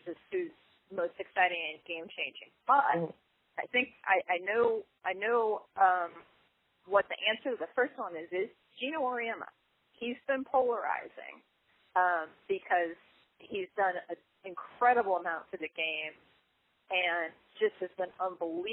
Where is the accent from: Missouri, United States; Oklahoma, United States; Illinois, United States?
Missouri, United States; I'm from Missouri. I grew up there